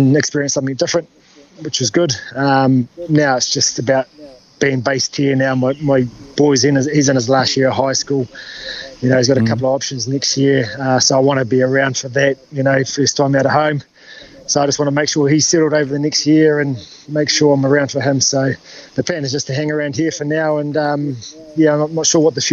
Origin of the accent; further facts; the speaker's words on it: New Zealand; moved away; also born or lived in Auckland; growing up in Hotafanua